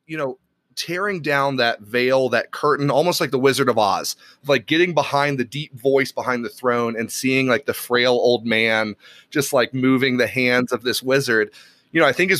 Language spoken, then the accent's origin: English; Tennessee, United States; born there; accent: neutral American; Yeah, so I never got the accent. You know, I was born in Tennessee, so I lost the Southern twang. And then I just got this neutral, random American accent, you know, instead.